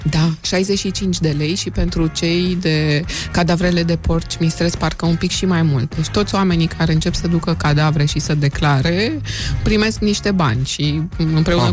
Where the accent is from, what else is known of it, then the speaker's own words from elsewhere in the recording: Hunedoara, Hunedoara County, Romania; Eu sunt din Hunedoara